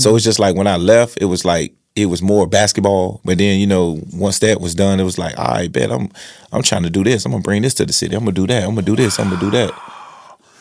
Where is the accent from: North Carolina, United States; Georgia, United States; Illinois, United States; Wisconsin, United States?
North Carolina, United States; Rocky Mount; I was from South Rocky Mount